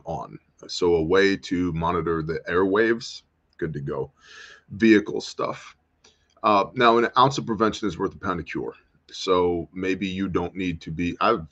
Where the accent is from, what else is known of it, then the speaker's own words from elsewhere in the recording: United States; I'm American.